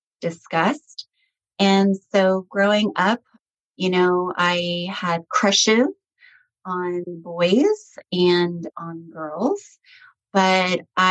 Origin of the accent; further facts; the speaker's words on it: Hanoi, Vietnam; born there; moved away; my family and I were immigrants from Vietnam. I'm ethnically Chinese and Vietnamese, and I was born in Hanoi, Vietnam. And we were actually refugees after the Vietnam War in the late 70s. So we came here with pretty much nothing